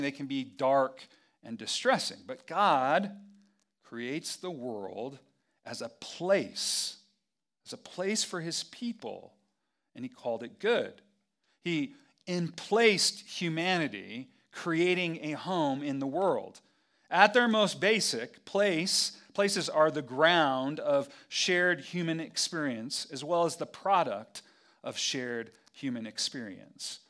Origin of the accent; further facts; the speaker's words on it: Albuquerque, New Mexico, United States; I'm from Albuquerque, and I'm a pastor